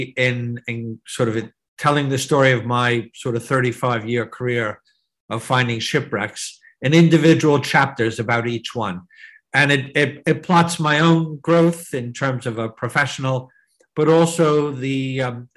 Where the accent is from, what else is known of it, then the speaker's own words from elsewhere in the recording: New Jersey, United States; I growing up as a kid in New Jersey, in the shadow of New York City